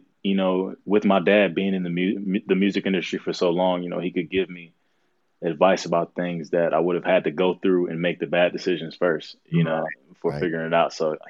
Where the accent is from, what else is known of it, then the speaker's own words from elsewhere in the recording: Henry County, Georgia, United States; now in Clarkston, United States; Right now, I'm up in Clarkston, Georgia, but I was born and raised in Henry County, Georgia, Country Roads, which is kind of like 40, 50 minutes south of Atlanta.